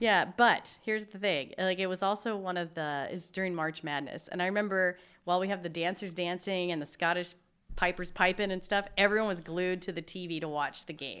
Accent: Seattle, Washington, United States; moved away as an adult; now in Spokane, United States; I grew up in Seattle

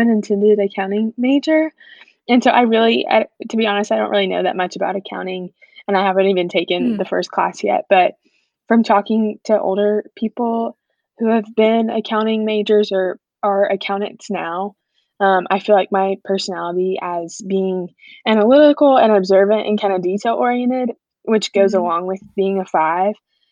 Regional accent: Watkinsville, Georgia, United States; I'm from Watkinsville, which is a little town about 25 minutes south of Athens

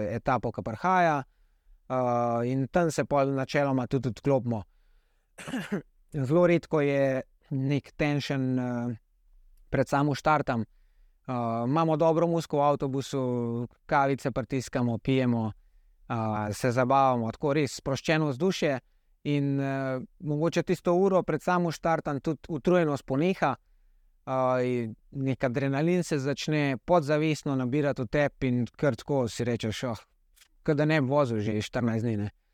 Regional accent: Slovenia; sem edini slovenc na dirki

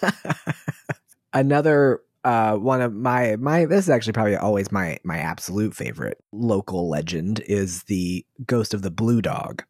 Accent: Waldorf, Maryland, United States; I grew up in Waldorf, Maryland

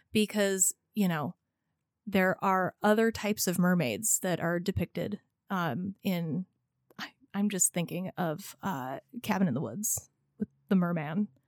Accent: California, United States; I grew up in California

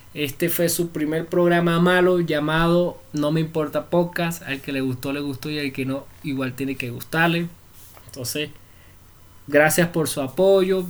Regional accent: Venezuela; moved away as an adult; now in Bogotá, Colombia; somos de Venezuela. Así hablamos nosotros

